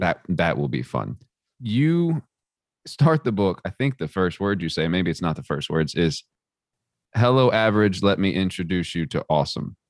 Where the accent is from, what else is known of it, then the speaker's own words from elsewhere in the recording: Texas, United States; the community I grew up in Texas